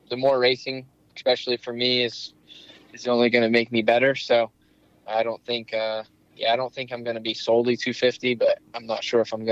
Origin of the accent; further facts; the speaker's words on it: Indiana, United States; also born or lived in Iowa; I was actually I was born